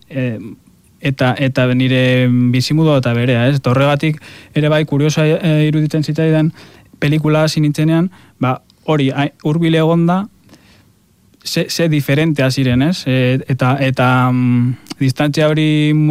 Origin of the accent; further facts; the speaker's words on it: a village near Gorbeia, Basque Country, Spain; hartzentza dago nire herrian oso presente, gorbeia daukagulako hor herrian